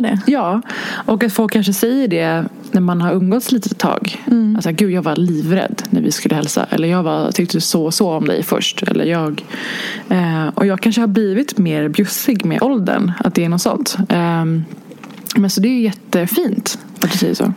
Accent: Stockholm, Stockholm County, Sweden; jag är inte uppvuxen i stan. Jag är ju från Hägersten

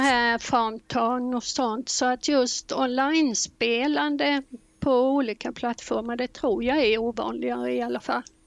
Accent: Blekinge, Sweden; moved away as an adult; now in Vänersborg, Sweden; vi flyttade ner från Blekinge där jag bott i 63 år upp till mm. Vänersborg då, så här har vi bott fyra år

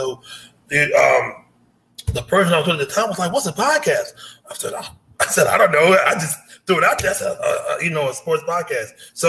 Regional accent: Baton Rouge, Louisiana, United States; moved away as an adult; now in Portland, United States; No, I'm originally from Louisiana.

